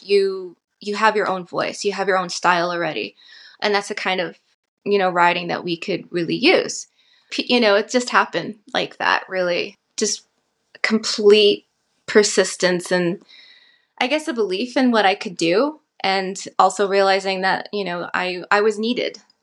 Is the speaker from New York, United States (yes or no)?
no; Santa Fe, New Mexico, United States; also born or lived in Navajo Nation; I'm from Northern New Mexico. I was born in Santa Fe, and I'm currently residing here, um, in Santa Fe for the last four years